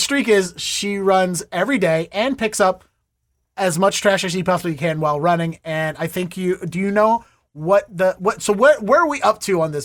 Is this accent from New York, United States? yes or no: no; Baltimore, Maryland, United States; now in Boston, United States; I grew up in Baltimore, I live in Boston